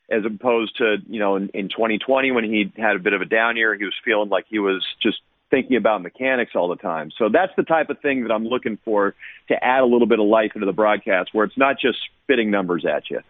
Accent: Oakland, California, United States; I'm an Oakland native and I grew up going to A's games

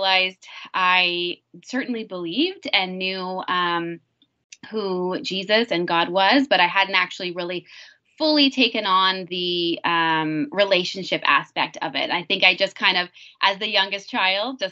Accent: Bobcaygeon, Ontario, Canada; moved away as an adult; also born or lived in Haiti; I grew up in small town, Bob Cajun, Ontario

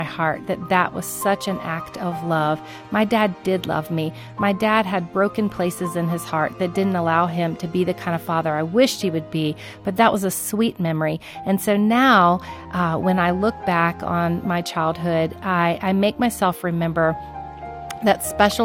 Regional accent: Florida, United States; I grew up in Florida

